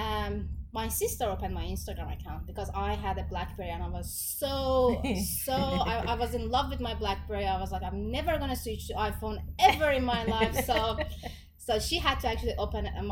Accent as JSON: {"language": "English", "town": "Melbourne", "region": "Victoria", "country": "Australia", "tie": "born or raised there", "said": "this is my hometown. So welcome to Melbourne"}